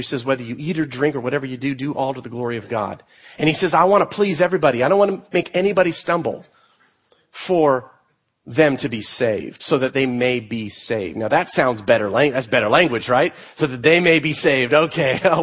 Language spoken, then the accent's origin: English; United States; we as American Christians, particularly in the Reformed faith